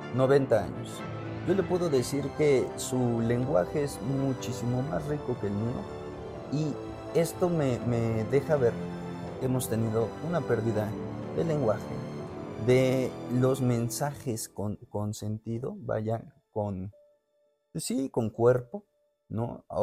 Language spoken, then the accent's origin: Spanish; Mexico; nosotros como mexicanos